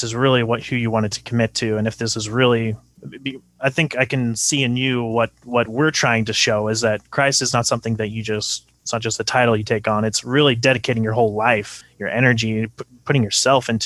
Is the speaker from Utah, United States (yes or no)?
yes; Utah, United States; I grew up in Utah